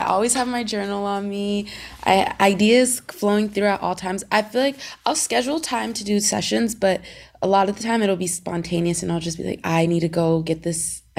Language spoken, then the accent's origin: English; Seattle, Washington, United States; now in Los Angeles, United States; I grew up in Seattle